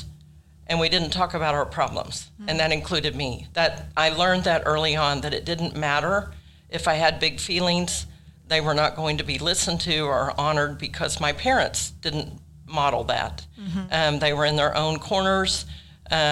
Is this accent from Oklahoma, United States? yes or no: yes; Tulsa, Oklahoma, United States; I grew up in Tulsa with two very loving parents